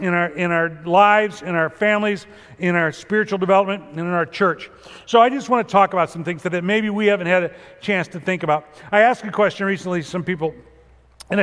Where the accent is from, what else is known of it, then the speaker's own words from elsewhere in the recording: Chicago, Illinois, United States; moved away; growing up in Chicago